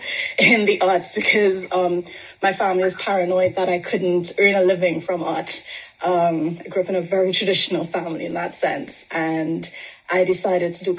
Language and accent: English; Trinidad & Tobago; moved away as an adult; also born or lived in England; now in United Kingdom; So I grew up in Trinidad, spent most of my life in Trinidad